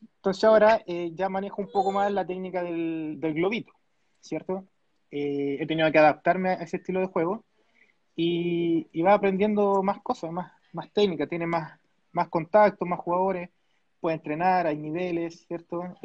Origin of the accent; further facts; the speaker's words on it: Chile; yo soy de Chile